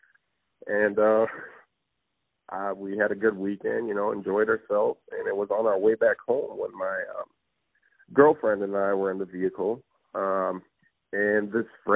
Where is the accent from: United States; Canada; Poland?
United States; Turtle Mountain Reservation, North Dakota; moved away as an adult; now in Crookston, United States; Originally I am from the Turtle Mountains. It is a small reservation, Native American reservation in North Dakota. I was born and raised in North Dakota